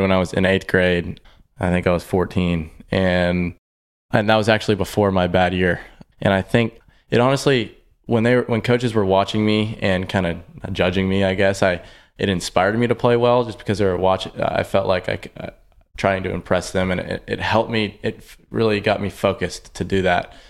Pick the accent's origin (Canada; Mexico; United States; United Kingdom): United States; Houston, Texas; growing up in Houston, uh, which is where I've been my whole life